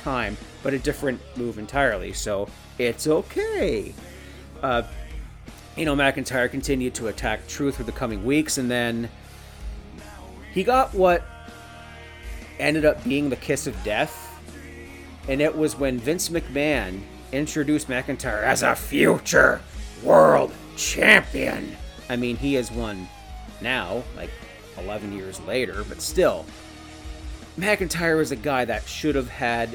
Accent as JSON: {"language": "English", "country": "Canada", "said": "I'm Canadian."}